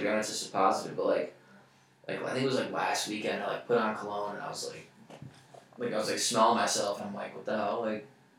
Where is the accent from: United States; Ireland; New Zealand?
United States; Palatine, Illinois; moved away; also born or lived in Minneapolis; I'm from Chicago, Illinois. I'm like one of those liars though that just says Chicago. I'm actually from a suburb, Palatine.